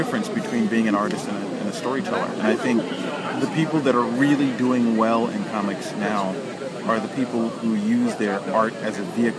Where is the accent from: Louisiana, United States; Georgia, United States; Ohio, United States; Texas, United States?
Georgia, United States; Atlanta; Yeah, I'm from Atlanta, mm-hmm. and so I'm about, like, maybe... almost 2 hours away from here